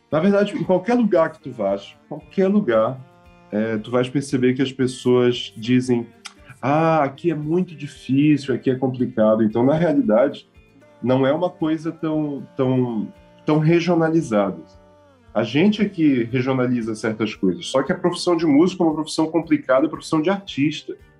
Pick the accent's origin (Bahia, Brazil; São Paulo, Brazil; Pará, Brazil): Pará, Brazil; Belém; moved away; also born or lived in Macapá, Amapá / Cuiabá; eu nasci em Macapá, no Amapá, mas eu fui para Belém com meus pais mudaram e eu tinha quatro meses, então eu cresci em Belém